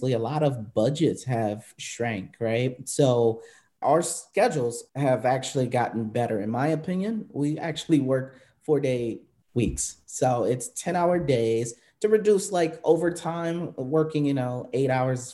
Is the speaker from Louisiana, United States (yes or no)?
no; Milwaukee, Wisconsin, United States; moved away as an adult; also born or lived in Phoenix; I know Milwaukee, actually, before I moved to Milwaukee, obviously, it's my hometown.